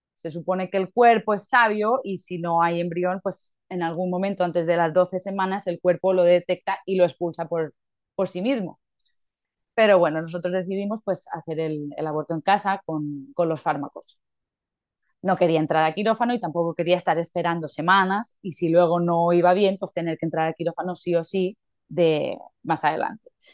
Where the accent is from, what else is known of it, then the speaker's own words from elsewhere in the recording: Mallorca, Balearic Islands, Spain; soy de Mallorca, mi pareja Alberto también